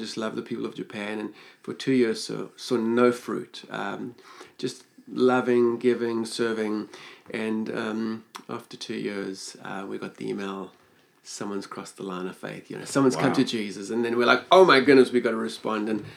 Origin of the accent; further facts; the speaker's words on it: Johannesburg, Gauteng, South Africa; moved away; also born or lived in Queenstown; it was my home. I was born there. I knew Johannesburg.